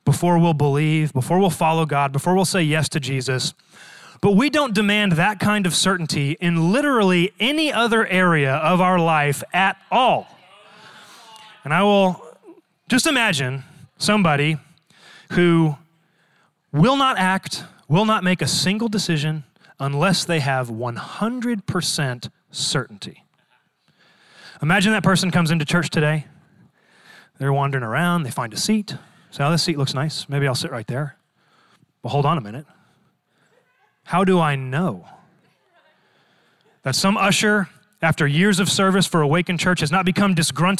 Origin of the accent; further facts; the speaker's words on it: Dallas, Texas, United States; Born and raised in Dallas, Texas